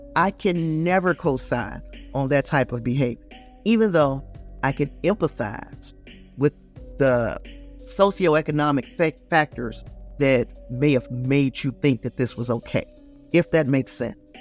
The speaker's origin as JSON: {"language": "English", "town": "Gary", "region": "Indiana", "country": "United States", "said": "I'm from Gary, Indiana"}